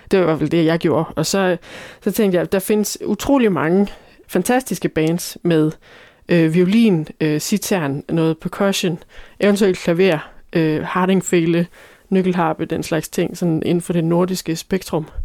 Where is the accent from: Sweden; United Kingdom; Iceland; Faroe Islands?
United Kingdom; Scotland; now in Ribe, Denmark; og jeg er fra Skotland og Ribe.